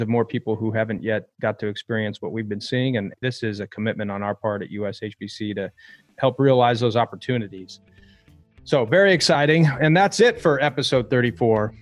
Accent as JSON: {"language": "English", "region": "California", "country": "United States", "said": "I'm from California"}